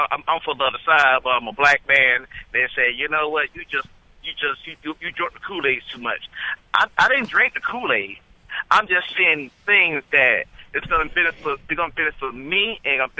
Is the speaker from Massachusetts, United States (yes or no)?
no; Orlando, Florida, United States; I'm from Orlando, Florida.